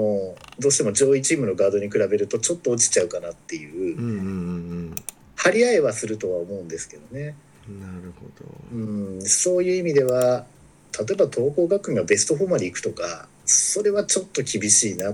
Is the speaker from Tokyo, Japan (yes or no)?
no; Kanagawa, Japan; 私神奈川の人なんでね